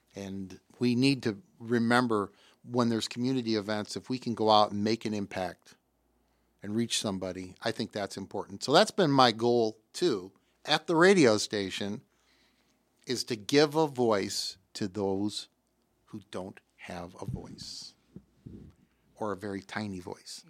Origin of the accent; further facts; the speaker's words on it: Davenport, Iowa, United States; also born or lived in Bettendorf, Iowa; I was born in Davenport, raised in Davenport